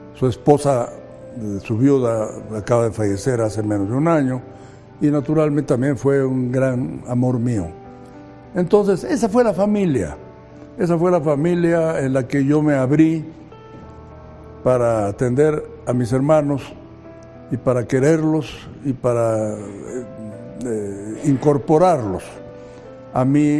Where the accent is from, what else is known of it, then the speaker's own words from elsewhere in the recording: Mexico City, Mexico; Y yo nací en 35 en la Ciudad de México, eh, en un ambiente familiar eh, de clase media, eh, como tantos había entonces en la Ciudad de México